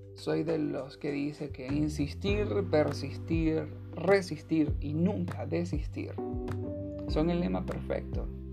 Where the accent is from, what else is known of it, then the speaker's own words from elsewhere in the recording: Venezuela; soy venezolano